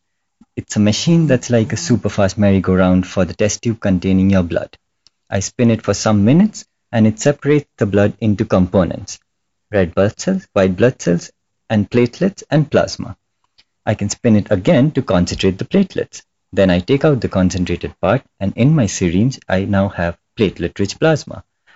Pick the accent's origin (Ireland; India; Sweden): India; I'm Indian?